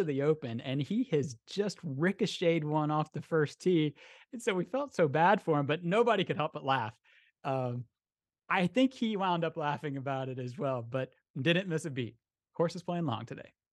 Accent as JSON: {"language": "English", "town": "Orlando", "region": "Florida", "country": "United States", "said": "I'm from Orlando, we don't have Lynx terrain down here"}